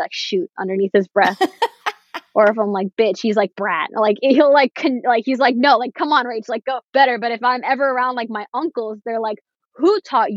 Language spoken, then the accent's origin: English; Florida, United States; first language English; I was born and raised in America. English is my first language. And I've grown up in a very, I will say, white-centric place. Like, Florida is Hispanic oriented, but where I live in Florida